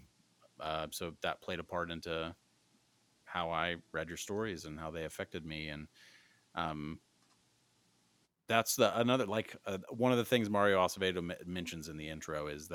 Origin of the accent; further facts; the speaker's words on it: Midwest, United States; I'm from the Midwest